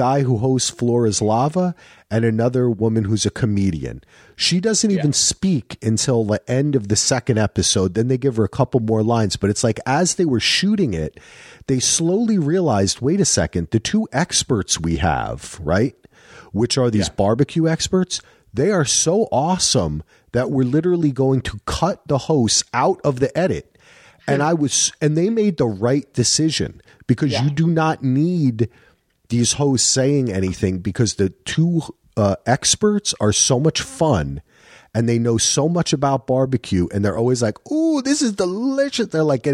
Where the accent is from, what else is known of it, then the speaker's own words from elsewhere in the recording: New Jersey, United States; My problem is, for me, I grew up in Jersey, and in Jersey, Texas barbecue is barbecue.